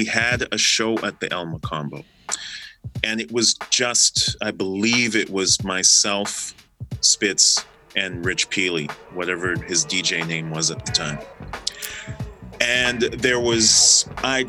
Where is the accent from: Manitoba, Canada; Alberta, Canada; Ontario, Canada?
Manitoba, Canada; Winnipeg; we're from Winnipeg.